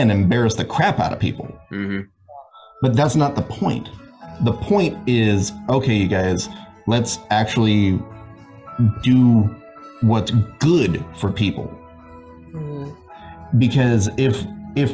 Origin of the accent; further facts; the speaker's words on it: near Anaheim, California, United States; Anaheim, near where I grew up.